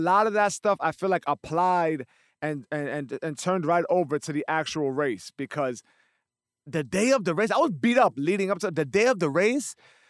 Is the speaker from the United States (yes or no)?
yes; New York, United States; Why is that? Because I'm a New Yorker?